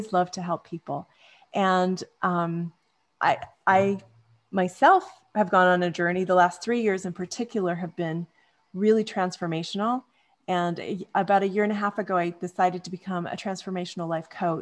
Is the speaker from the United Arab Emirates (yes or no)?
no; Canada; also born or lived in California / Manhattan Beach / North Dallas, Texas; now in Dallas, United States; I grew up in Canada.